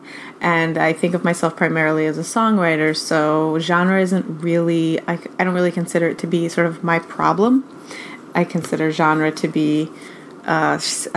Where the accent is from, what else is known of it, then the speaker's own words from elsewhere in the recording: New York City, New York, United States; I live in New York City, and I've been here for a while. The whole time that I've been making music, I've been in New York. My parents are also from New York